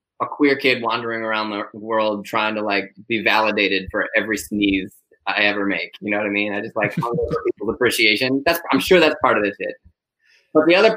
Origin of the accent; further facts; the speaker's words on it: Ann Arbor, Michigan, United States; also born or lived in Chicago; now in New York City, United States; I grew up in Michigan. I grew up in Ann Arbor